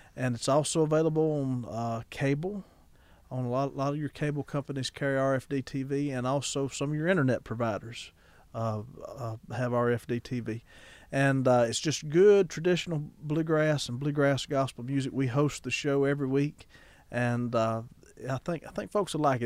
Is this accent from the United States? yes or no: yes; Ackerman, Mississippi, United States; my hometown of Ackerman, Mississippi